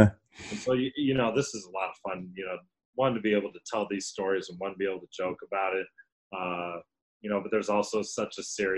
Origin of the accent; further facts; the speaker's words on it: Kansas City, United States; moved away as an adult; also born or lived in Chicago / Denver; now in Seattle, United States; my hometown of Kansas City